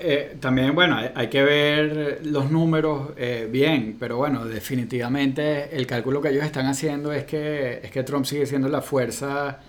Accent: Venezuela; now in United States; yo como venezolano-americano

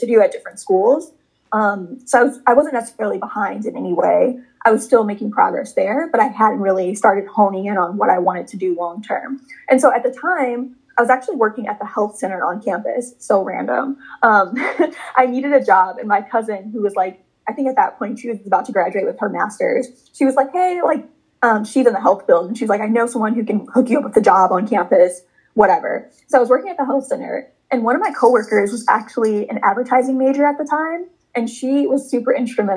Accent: Chicago, Illinois, United States; moved away as an adult; now in New York City, United States; I'm originally from Chicago, Illinois, but now I live in New York City and I'm 26 years old now. And growing up, I grew up between Chicago and the suburbs of Chicago

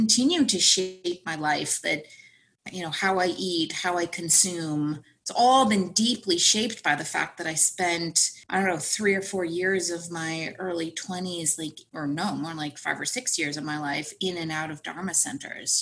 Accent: Connecticut, United States; moved away; I'm from Connecticut

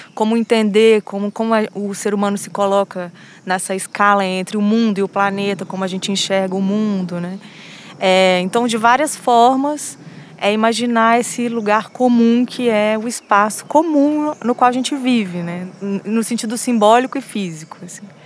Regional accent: Belo Horizonte, Minas Gerais, Brazil; moved away as an adult; also born or lived in France; Eu sou de Belo Horizonte

